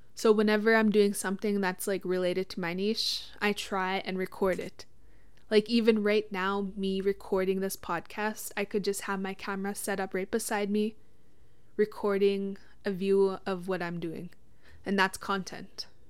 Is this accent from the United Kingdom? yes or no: no; Witchekan Lake First Nation, Saskatchewan, Canada; I'm from Wichita Lake First Nation.